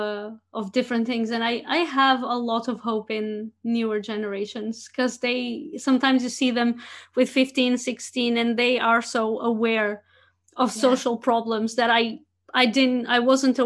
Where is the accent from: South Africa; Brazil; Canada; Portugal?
Portugal; English is a second language; now in Rotterdam, Netherlands; I grew up in Portugal